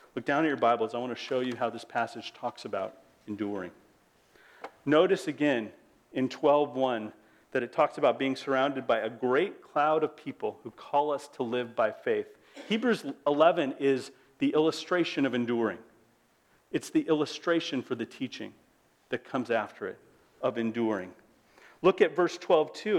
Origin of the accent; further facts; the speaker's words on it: United States; As an American